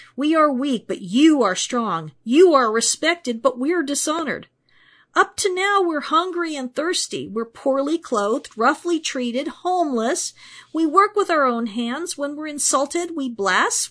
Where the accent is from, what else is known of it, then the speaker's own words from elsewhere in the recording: Pittsburgh, Pennsylvania, United States; I was born in Pittsburgh, Pennsylvania, which means that my hometown boasts three amazing sports teams